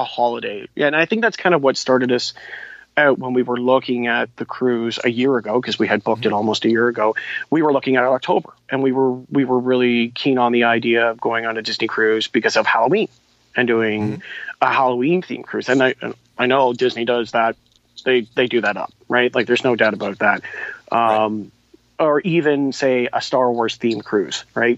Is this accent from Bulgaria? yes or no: no; Toronto, Ontario, Canada; I'm from Toronto